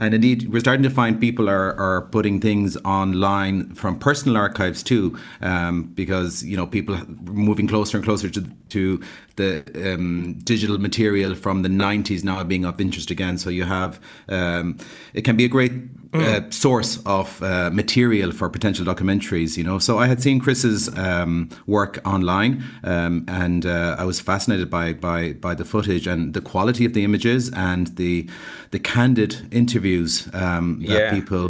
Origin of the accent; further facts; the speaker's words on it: Connacht, Ireland; I was born in 76, so the changes from 73 to now are the changes I grew up with in Connemara.